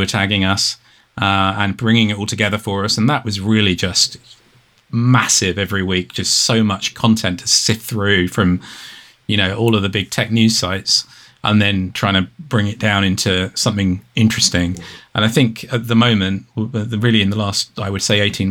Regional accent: United Kingdom; being British

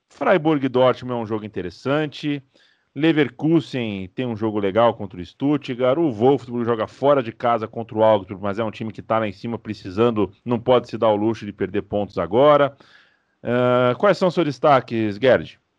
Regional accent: Brazil; Somos brasileiros, estamos no Brasil, falando em português para um público brasileiro.

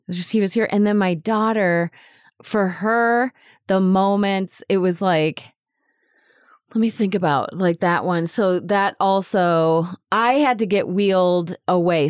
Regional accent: United States; our identity as an American

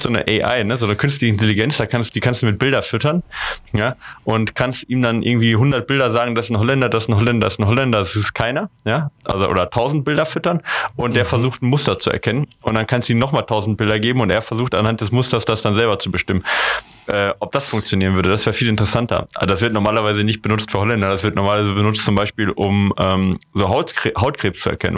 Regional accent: West Germany, Germany; ich komme ja auch aus Westdeutschland

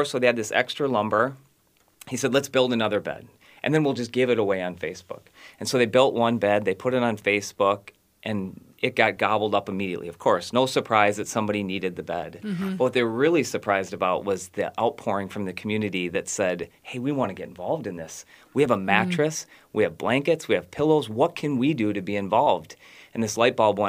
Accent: Maple Plain, Minnesota, United States; also born or lived in Burnsville, Minnesota; I grew up in the western suburbs in Maple Plain, but my family and I have been in Burnsville and in the South Metro for the last 25 years

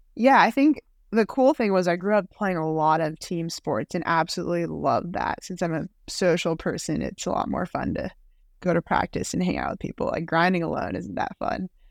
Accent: Waltham, Massachusetts, United States; I grew up in Waltham, Massachusetts

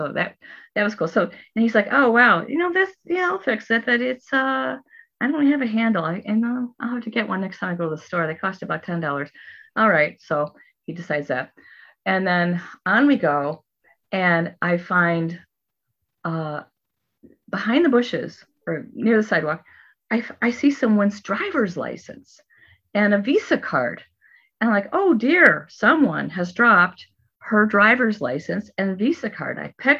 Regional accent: Ireland; And you know, I'm Irish.

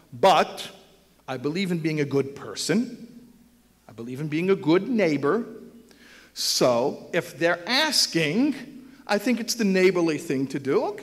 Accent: Israel; And they're not growing up in Israel. We grew up in Israel.

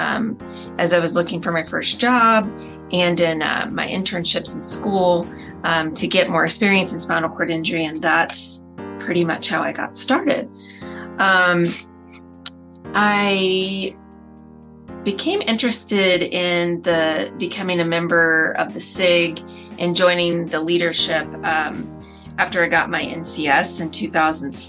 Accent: Florida, United States; moved away as an adult; also born or lived in Birmingham, Alabama; now in Denver, United States; I am originally from Florida.

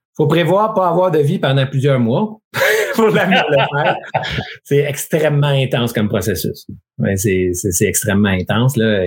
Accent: Quebec, Canada; on est québécois

